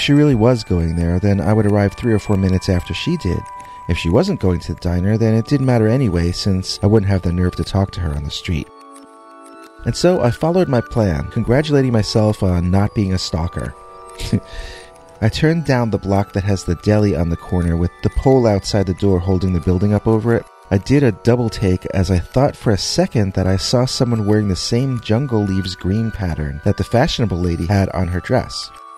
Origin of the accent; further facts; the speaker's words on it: Manhattan, New York, United States; now in Long Island, United States; I grew up in Manhattan, and we only moved out here last year. My parents loved their giant new house, but I didn't mind being a little cramped when we lived on the Upper West Side.